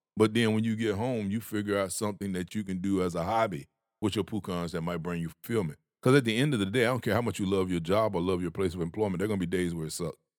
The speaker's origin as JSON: {"language": "English", "region": "Georgia", "country": "United States", "said": "I'm from Georgia."}